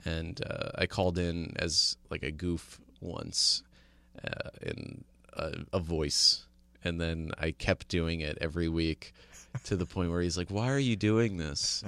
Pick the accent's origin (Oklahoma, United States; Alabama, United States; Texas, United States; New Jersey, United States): New Jersey, United States; I grew up in New Jersey